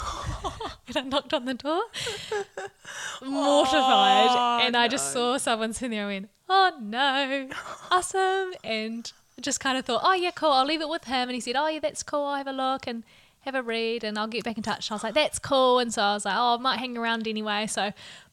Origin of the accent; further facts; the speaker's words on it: Hamilton, Waikato, New Zealand; I'm born and bred in Hamilton and have live here at the moment